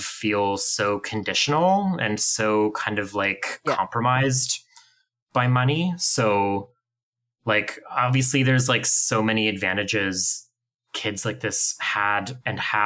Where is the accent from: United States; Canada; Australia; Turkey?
Canada; Ottawa, Ontario; I grew up in Ottawa and went to the downtown high school